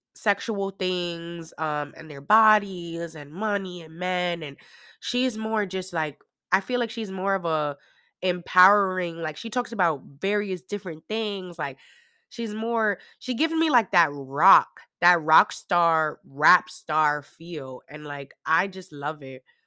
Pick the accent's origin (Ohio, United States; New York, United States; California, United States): New York, United States; moved away; I'm still from New York